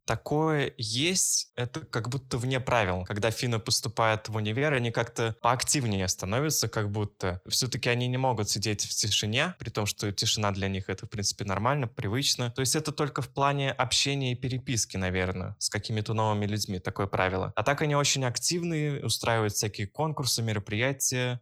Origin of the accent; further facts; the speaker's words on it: Saint Petersburg, Russia; moved away as an adult; now in Kuopio, Finland; Я родом из Санкт-Петербурга